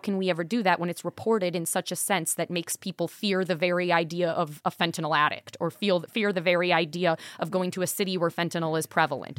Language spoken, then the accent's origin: English; Milwaukee, Wisconsin, United States; from Milwaukee, so shout out to my hometown